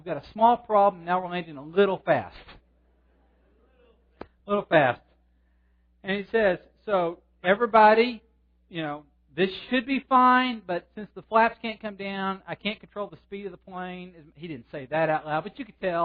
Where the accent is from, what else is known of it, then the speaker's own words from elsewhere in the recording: Fort Worth, Texas, United States; I grew up in Fort Worth